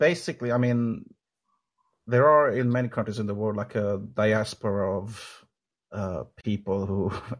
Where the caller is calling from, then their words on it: Sweden; I'm calling from Sweden.